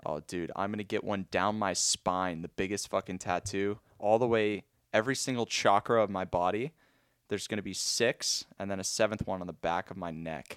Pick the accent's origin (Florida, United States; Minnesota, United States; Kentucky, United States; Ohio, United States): Florida, United States; Boca Raton; I've born and raised in Boca